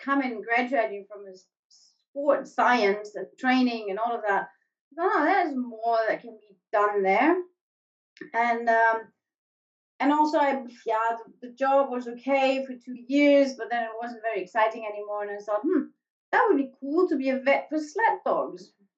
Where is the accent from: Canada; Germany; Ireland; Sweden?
Germany; English is a second language; now in Alaska, United States; The spring that I'm used from Germany just doesn't exist here.